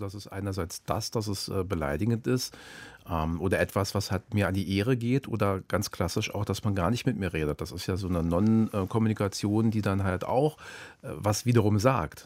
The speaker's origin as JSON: {"language": "German", "region": "Berlin", "country": "Germany", "tie": "born or raised there", "said": "in Zehlendorf. Da bin ich aufgewachsen in Berlin"}